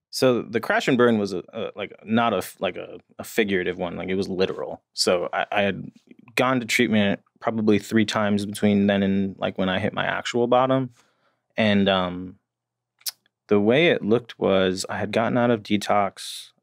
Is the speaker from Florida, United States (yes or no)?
no; New Jersey, United States; I grew up in New Jersey.